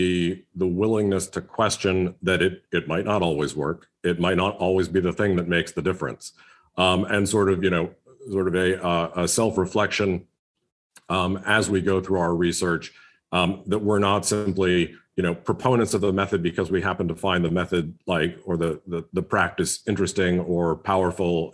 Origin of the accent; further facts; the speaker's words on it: United States; as someone who's, you know, living and working in the United States, as an American